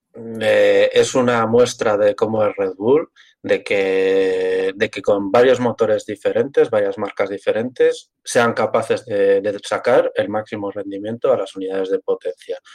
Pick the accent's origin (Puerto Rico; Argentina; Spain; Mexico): Spain; Yo soy castellano